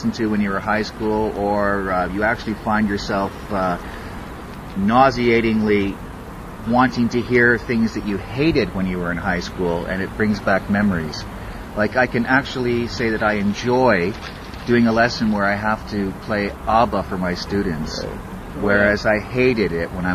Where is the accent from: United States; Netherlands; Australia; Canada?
Canada; Toronto, Ontario; I'm from Toronto